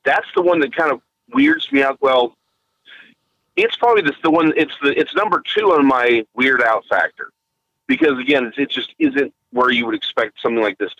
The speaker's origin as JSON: {"language": "English", "region": "Scotland", "country": "United Kingdom", "said": "Again, we're Scottish. We did our stuff on Christmas Eve."}